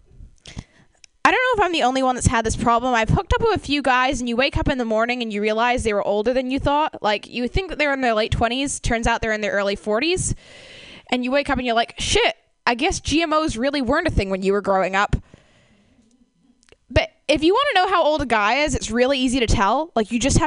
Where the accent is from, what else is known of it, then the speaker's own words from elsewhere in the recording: Canada; moved away; I come from Canada